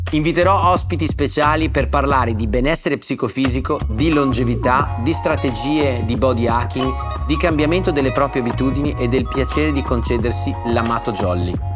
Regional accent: Faenza, Emilia-Romagna, Italy; Sono nato a Faenza e sono un romagnolo doc.

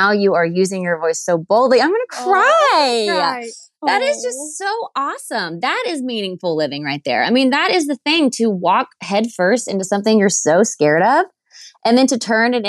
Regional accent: Waco, Texas, United States; moved away; I was from Waco, Texas. I grew up in a great family and it was a smaller town then

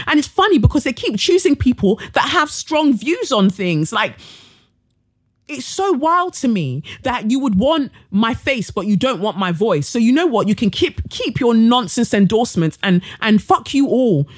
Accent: Nigeria; I'm Nigerian

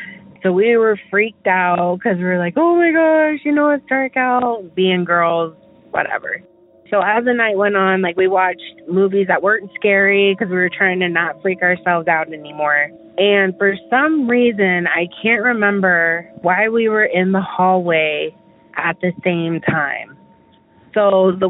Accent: Omaha, Nebraska, United States; I am from Omaha, Nebraska.

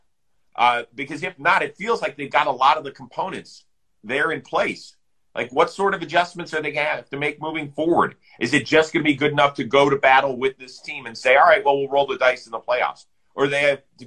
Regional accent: Cleveland, Ohio, United States; my hometown of Cleveland, Ohio.

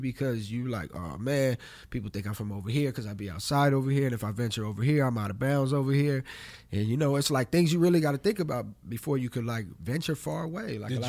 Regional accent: Los Angeles, California, United States; Yeah, I'm from Los Angeles.

